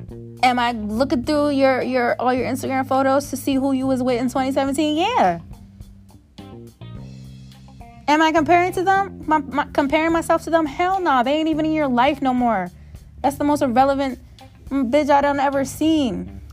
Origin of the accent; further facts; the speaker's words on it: Beverly Hills, California, United States; You guys, I am from Beverly Hills. Let me stop acting like I can relate to hood stuff.